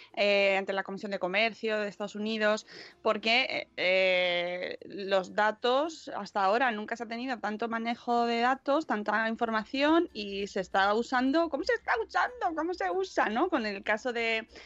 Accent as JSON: {"language": "Spanish", "country": "Spain", "said": "así somos los españoles"}